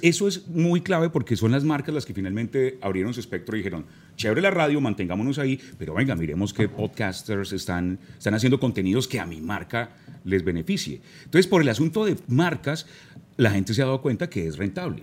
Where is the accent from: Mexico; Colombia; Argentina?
Colombia; Manizales, Caldas; crecí en Manizales, gran parte de mi niñez fue en la ciudad de Manizales, en el eje cafetero